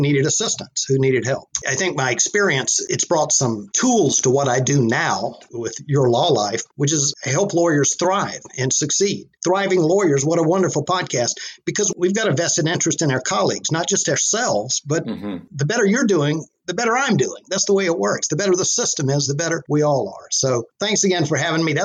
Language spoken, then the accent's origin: English; South Carolina, United States; moved away as an adult; now in Chapel Hill, United States; I was born and raised in South Carolina, also known as the Lower Carolina. And I grew up in a small town in the low country of South Carolina